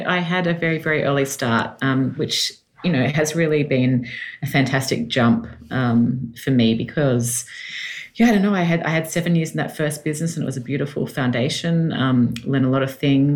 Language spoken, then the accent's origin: English; Sydney, New South Wales, Australia; accent: Australian; moved away as an adult; now in Los Angeles, United States; I was born and raised in Sydney and moved to the States 5 years ago now